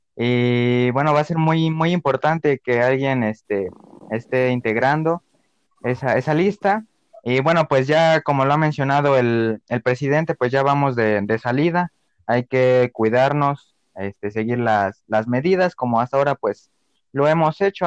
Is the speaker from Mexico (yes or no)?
yes; Mexico; como mexicano